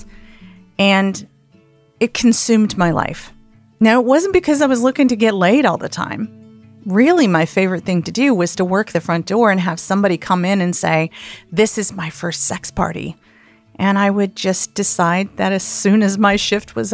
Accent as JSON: {"language": "English", "region": "the South", "country": "United States", "tie": "born or raised there", "also_born_or_lived": "Blue Ridge Mountains of Virginia / Atlanta", "moved": "as an adult", "lives_now": "San Francisco, United States", "said": "I grew up in the South"}